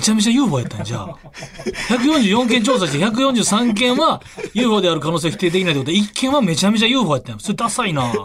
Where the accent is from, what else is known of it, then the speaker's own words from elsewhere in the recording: Hyogo, Japan; 俺兵庫県出身